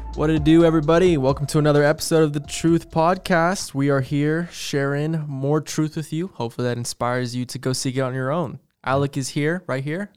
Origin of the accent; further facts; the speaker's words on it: Las Vegas, Nevada, United States; I grew up in Vegas also